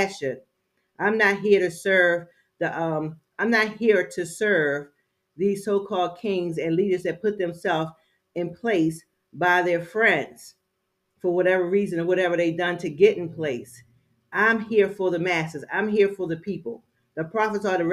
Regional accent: Baltimore, Maryland, United States; now in Georgia, United States; I'm from Baltimore, Maryland

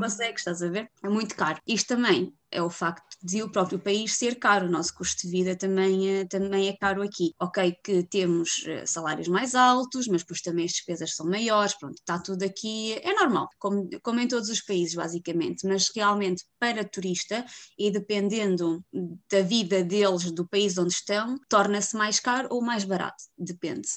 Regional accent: Viseu, Centro, Portugal; moved away as an adult; now in Iceland; sou de Viseu, vivo na Islândia há dois anos

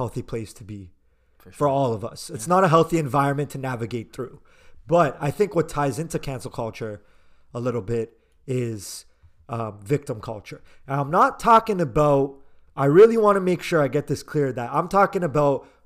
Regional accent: Canada; as a Canadian

